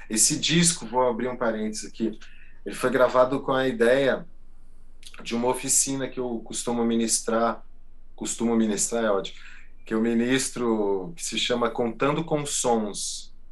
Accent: Santo André, São Paulo, Brazil; esse disco …, a gente fez baseado na minha infância em Santo André, ABC Paulista. Meus pais tinham um mercadinho que se chamava Brisk.

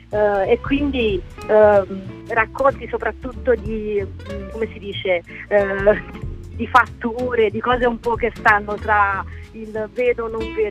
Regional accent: Termoli, Molise, Italy; born there; Sì, sono nata a Termoli, ma sono, i miei genitori vivono a Lesina, in Puglia, quindi sono un po'

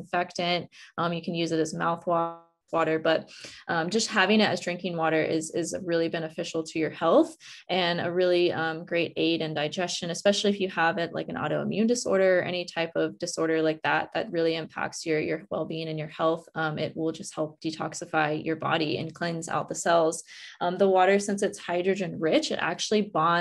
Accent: West Virginia, United States; now in Hawaii, United States; I grew up in West Virginia

